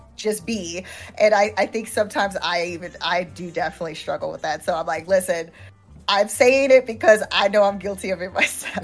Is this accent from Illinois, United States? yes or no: yes; Chicago, Illinois, United States; moved away; I'm originally from Chicago